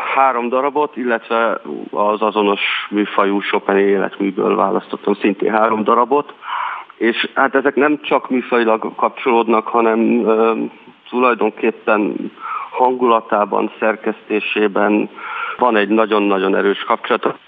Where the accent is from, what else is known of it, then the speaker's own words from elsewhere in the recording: Salgótarján, Nógrád, Hungary; Mi együtt nőttünk fel